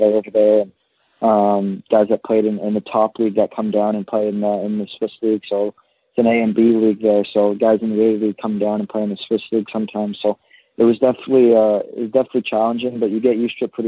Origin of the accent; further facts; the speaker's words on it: Pickering, Ontario, Canada; I'm from Pickering, Ontario, up here in Toronto